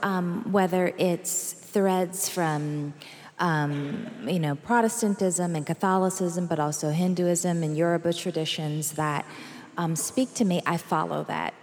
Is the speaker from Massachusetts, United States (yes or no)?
yes; Massachusetts, United States; also born or lived in Alabama / Chicago; And I grew up in Massachusetts, and I spent summers in both Alabama and Chicago.